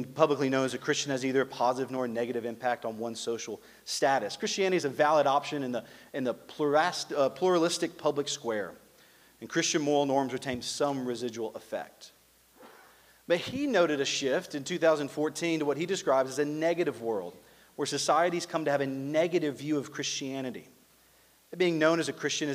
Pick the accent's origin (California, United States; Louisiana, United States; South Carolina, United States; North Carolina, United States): Louisiana, United States; also born or lived in Mississippi; now in Claremore, United States; I'm from Louisiana, went to school in Mississippi, similar there